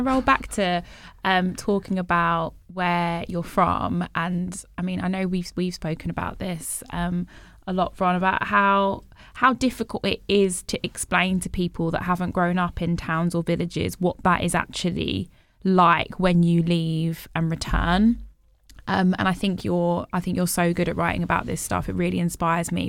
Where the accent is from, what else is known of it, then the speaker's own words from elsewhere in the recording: Bromsgrove, West Midlands, United Kingdom; I grew up in the West Midlands in, in a town called Bromsgrove